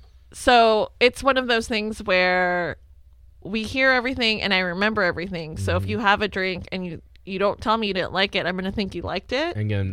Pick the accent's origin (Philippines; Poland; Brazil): Philippines; now in United States; I think it stems from the fact that I'm Filipino.